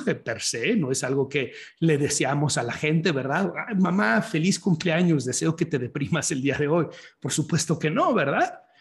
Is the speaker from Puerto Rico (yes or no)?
no; Guadalajara, Jalisco, Mexico; now in Chicago, United States; estoy en la ciudad en donde nací, estoy en Guadalajara, Jalisco, México